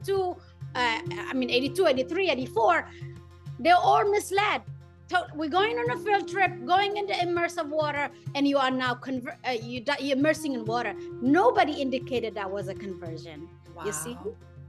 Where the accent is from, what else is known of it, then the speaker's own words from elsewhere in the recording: Israel; moved away as an adult; also born or lived in Tigray, Ethiopia / Sudan / Harlem, New York; now in New York, United States; as a young woman growing up in Israel, 10, 11, 12